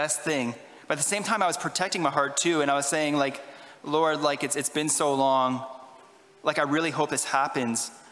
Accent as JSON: {"language": "English", "town": "Ottawa", "region": "Ontario", "country": "Canada", "said": "I'm from Ottawa"}